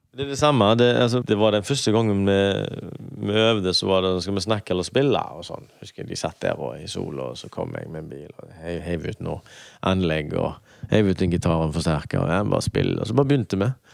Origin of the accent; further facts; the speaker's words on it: Høje-Taastrup, Capital Region of Denmark, Denmark; now in Haugesund, Norway; Jeg vokste opp i Høy Torstrup